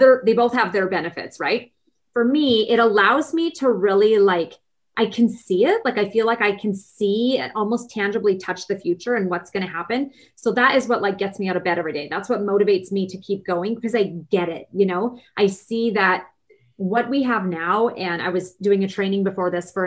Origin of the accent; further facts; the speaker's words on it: Vancouver, British Columbia, Canada; Now, I'm Canadian. I'm from Vancouver, BC